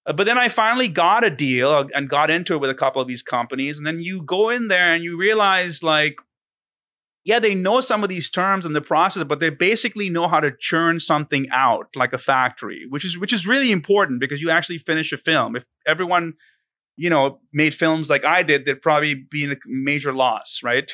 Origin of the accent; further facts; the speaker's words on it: India; moved away; I'm from India originally